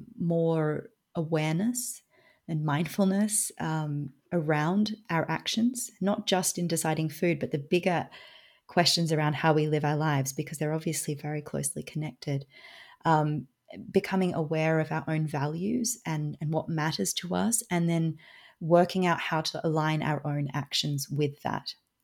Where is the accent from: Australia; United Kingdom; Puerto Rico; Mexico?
Australia; now in Switzerland; I am Australian, but I live in Switzerland.